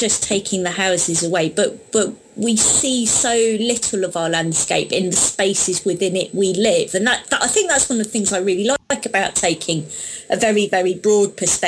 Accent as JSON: {"language": "English", "town": "Deal", "region": "South East England", "country": "United Kingdom", "said": "I'm actually from East Kent. I'm from Deal, so that landscape, that chalk landscape, is very, very familiar to me."}